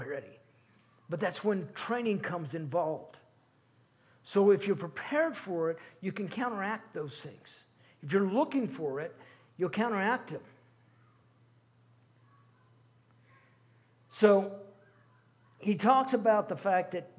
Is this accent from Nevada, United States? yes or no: yes; Nevada, United States; moved away; born and raised in Nevada.